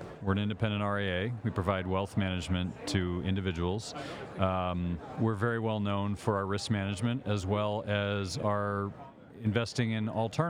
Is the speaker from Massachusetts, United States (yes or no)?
yes; Boston, Massachusetts, United States; Boston, Massachusetts.